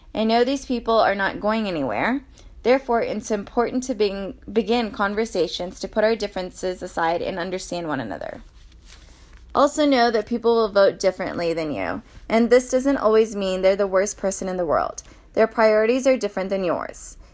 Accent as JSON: {"language": "English", "country": "United States", "said": "we're all American"}